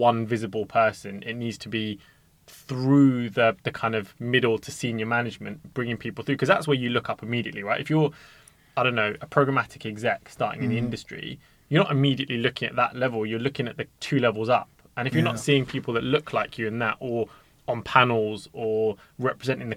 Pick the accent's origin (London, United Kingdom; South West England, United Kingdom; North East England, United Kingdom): London, United Kingdom; We're all from West London